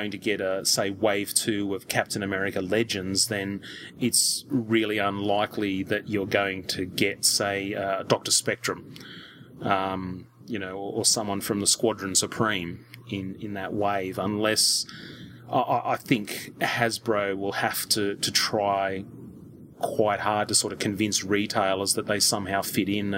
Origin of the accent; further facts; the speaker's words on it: Australia; as an Australian collector